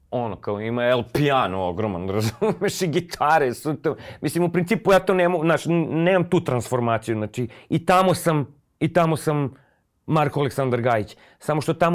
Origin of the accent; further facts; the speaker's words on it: Belgrade, Serbia; nekako sam kao rođeni Beograđanin osjećao pripadnost, to je jedina pripadnost koju sam osjećao, gradu